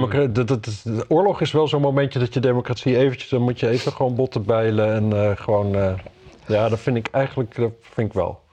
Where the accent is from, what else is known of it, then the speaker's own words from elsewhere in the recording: Wapserveen, Drenthe, Netherlands; ik kom uit Wapserveen natuurlijk